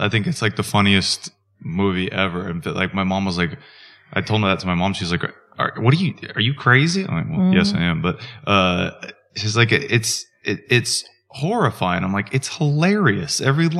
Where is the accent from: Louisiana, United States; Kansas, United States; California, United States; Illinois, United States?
Kansas, United States; Wichita; Wichita, Kansas, which is not a small town. It's not a big city. It's about 350,000 population.